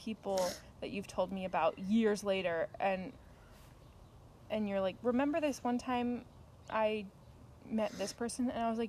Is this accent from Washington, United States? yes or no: yes; Seattle, Washington, United States; I was born in on September 29th, 1995, in Seattle, Washington.